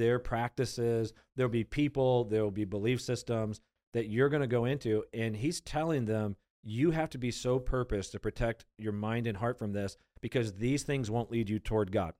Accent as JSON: {"language": "English", "country": "United States", "tie": "born or raised there", "said": "We, we've been born and raised in America."}